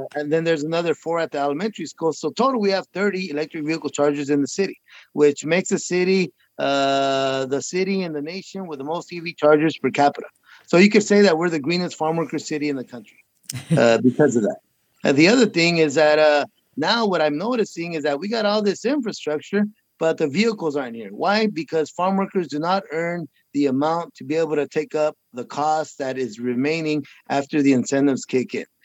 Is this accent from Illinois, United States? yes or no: no; Huron, California, United States; I am the mayor of the city of Huron, my hometown